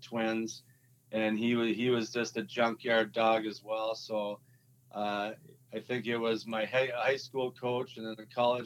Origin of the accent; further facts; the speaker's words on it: Blaine, Minnesota, United States; also born or lived in Fridley, Minnesota; I was born in Fridley, grew up in Blaine